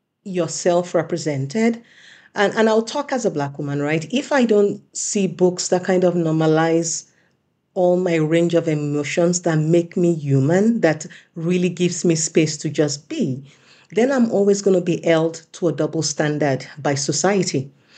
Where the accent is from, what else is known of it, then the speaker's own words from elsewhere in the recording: United States; And one thing about living in Europe, because I am a Nigerian American, I am an American citizen as well as a Swedish citizen, and I've spent lengths of times in both cultures, right?